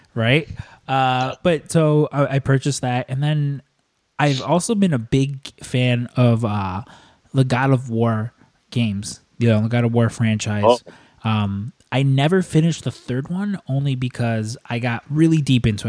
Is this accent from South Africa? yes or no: no; Chicago, Illinois, United States; I'm born and raised in Chicago